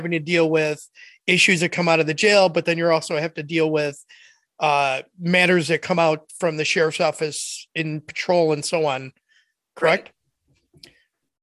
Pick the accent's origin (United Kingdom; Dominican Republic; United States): United States; Chicago, Illinois; where I grew up at in the Chicago area